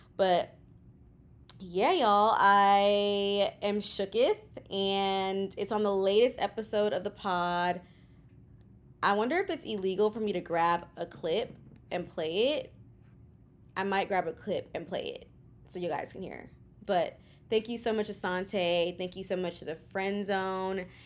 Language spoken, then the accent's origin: English; Houston, Texas, United States; moved away as an adult; now in New York City, United States; I am a Kenyan American from Houston, Texas, born and raised in Houston, living in New York City